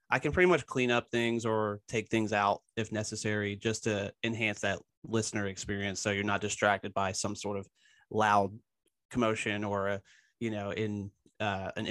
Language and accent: English; Philadelphia, Pennsylvania, United States; I, I'm from Philadelphia originally as well.